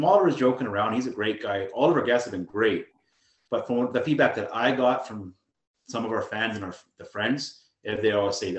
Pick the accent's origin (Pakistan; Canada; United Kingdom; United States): Canada; I'm Canadian